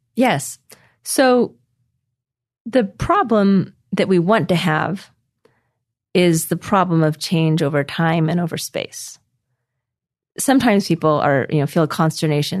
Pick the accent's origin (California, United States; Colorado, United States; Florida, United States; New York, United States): California, United States; Costa Mesa; moved away as an adult; also born or lived in Boston / Taiwan / China / Utah; now in New Zealand; when I was raised in Costa Mesa, California by my parents